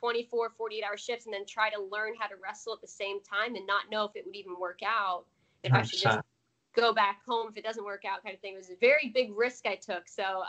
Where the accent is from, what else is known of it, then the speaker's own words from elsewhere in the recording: New Jersey, United States; born there; I was born in New Jersey. Parents are from Parsippany, New Jersey.